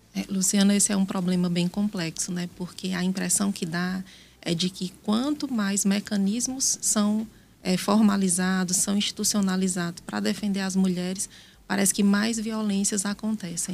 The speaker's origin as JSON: {"language": "Portuguese", "town": "Brejo Santo", "region": "Ceará", "country": "Brazil", "tie": "born or raised there", "also_born_or_lived": "Piauí", "moved": "yes", "lives_now": "Teresina, Brazil", "said": "Eu nasci em Brejo Santo, no Ceará."}